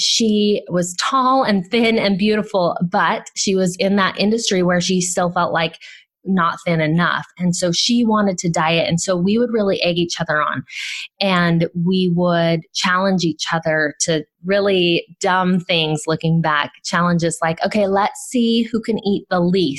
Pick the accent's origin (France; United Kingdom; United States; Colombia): United States; Southern California; I grew up in Southern California